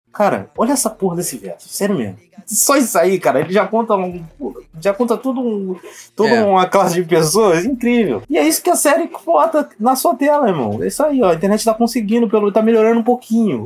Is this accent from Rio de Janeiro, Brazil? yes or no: yes; Rio de Janeiro, Brazil; eu sou carioca